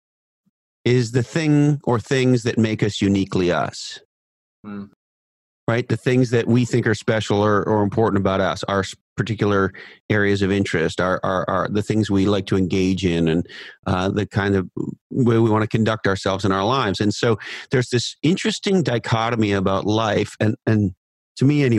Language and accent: English; Canada; I'm a Canadian